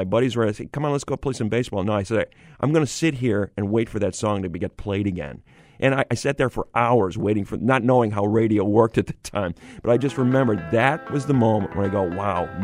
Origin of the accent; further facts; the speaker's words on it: Syracuse, New York, United States; I grew up in Syracuse, New York